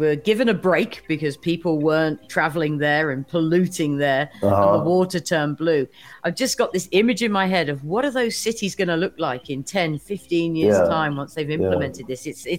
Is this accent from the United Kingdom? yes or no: yes; United Kingdom; I know I'm a Brit and Brexit and everything, but I'm a European in my heart